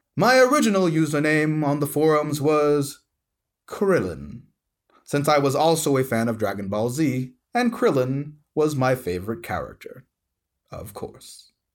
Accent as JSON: {"language": "English", "region": "South Louisiana", "country": "United States", "tie": "born or raised there", "moved": "as an adult", "lives_now": "Tucson, United States", "said": "I was born and raised in South Louisiana"}